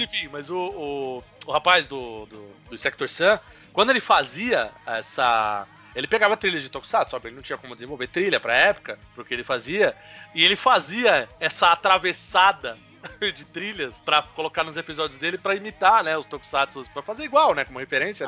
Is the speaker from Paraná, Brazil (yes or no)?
no; São Paulo, Brazil; E a gente é de São Paulo